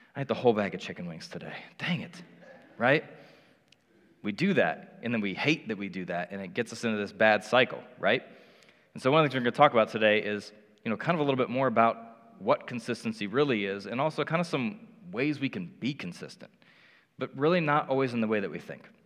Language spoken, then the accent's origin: English; Indianapolis, Indiana, United States; moved away as an adult; now in Cincinnati, United States; I grew up in Indianapolis